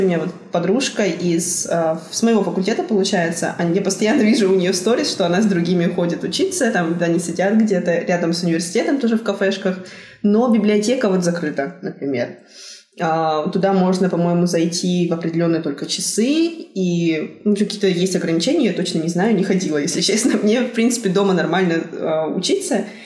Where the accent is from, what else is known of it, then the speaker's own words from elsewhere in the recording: Tyumen, Tyumen Oblast, Russia; moved away as an adult; now in South Korea; я из Тюмени